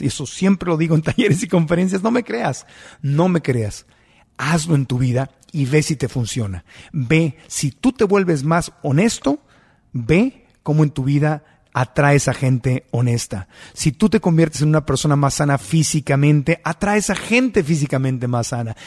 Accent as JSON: {"language": "Spanish", "country": "Mexico", "said": "como buen mexicano que soy"}